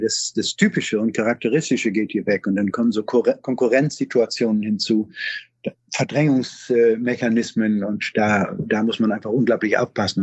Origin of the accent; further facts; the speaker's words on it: Schleswig-Holstein, Germany; bei uns in Schleswig-Holstein